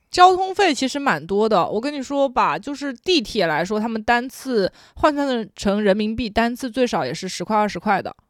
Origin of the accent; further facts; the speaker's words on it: Jinjiang, Fujian, China; 我的老家晋江或者泉州